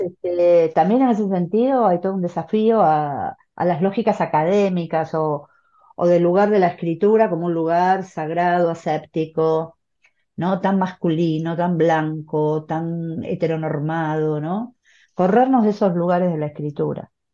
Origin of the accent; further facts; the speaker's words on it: Argentina; aquí en mi país